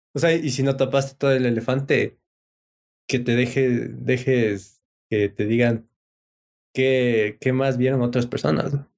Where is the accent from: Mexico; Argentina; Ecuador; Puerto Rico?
Ecuador; soy de Ecuador, mire mi cédula